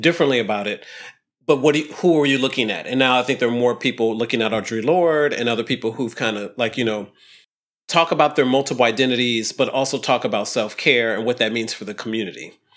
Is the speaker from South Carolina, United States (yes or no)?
no; Ohio, United States; I grew up in Ohio, totally in Ohio